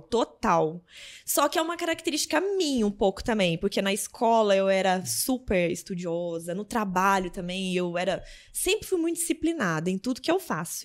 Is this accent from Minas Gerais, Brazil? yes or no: yes; Lavras, Minas Gerais, Brazil; also born or lived in Belo Horizonte; Eu nasci em BH, mas a maioria do tempo fui criada em Lavras